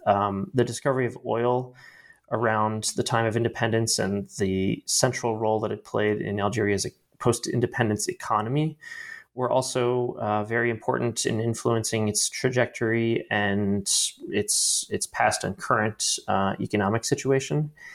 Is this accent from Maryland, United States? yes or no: yes; Baltimore, Maryland, United States; moved away; also born or lived in Washington, D.C.; I am originally from Baltimore, Maryland